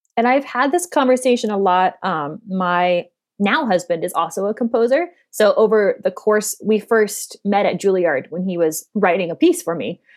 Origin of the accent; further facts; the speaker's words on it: Denver, Colorado, United States; also born or lived in New York City; now in Dallas, United States; my home state of Colorado